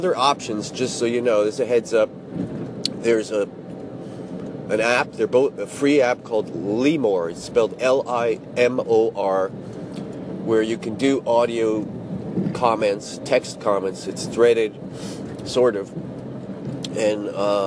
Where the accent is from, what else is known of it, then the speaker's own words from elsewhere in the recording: United States; now in Japan; I'm from the States